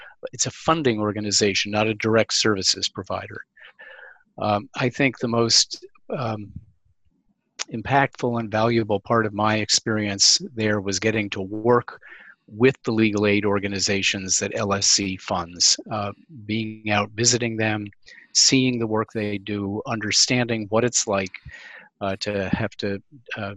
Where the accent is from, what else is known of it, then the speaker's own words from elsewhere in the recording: Albany, New York, United States; I grew up in Albany, New York